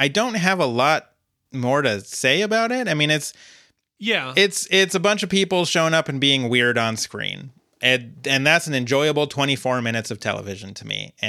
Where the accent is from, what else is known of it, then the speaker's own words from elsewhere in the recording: United Kingdom; And I'm also British, so I can't really comment on how this fit into the American views on queerness at the time.